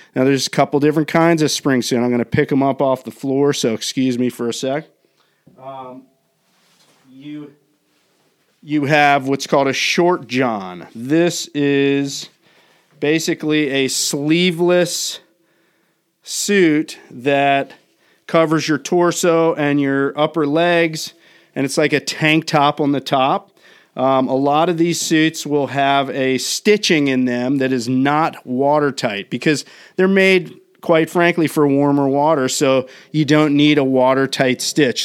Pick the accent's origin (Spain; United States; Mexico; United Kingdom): United States; Maryland; now in Southern California, United States; where I grew up in the Northeast, In Maryland